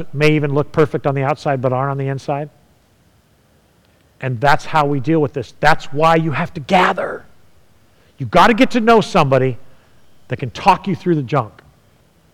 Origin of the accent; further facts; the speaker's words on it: California, United States; moved away; I'm from California